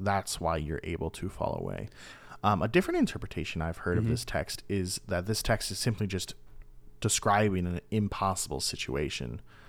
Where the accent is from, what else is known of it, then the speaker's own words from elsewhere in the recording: Minnesota, United States; I'm a Vikings fan because I'm from Minnesota and I don't even watch football.